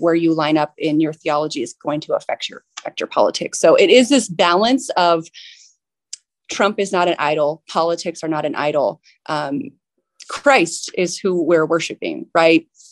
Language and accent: English; San Diego, California, United States; I do work at a small business in my, in my hometown here